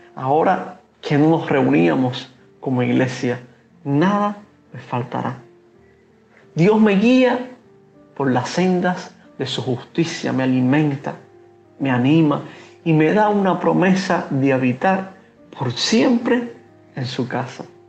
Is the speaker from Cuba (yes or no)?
yes; Cuba; como pastor cubano